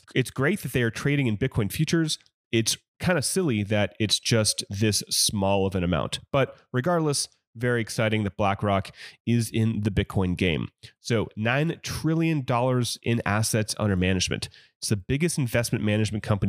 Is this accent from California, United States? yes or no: yes; Oakland, California, United States; I grew up in the Oakland Bay Area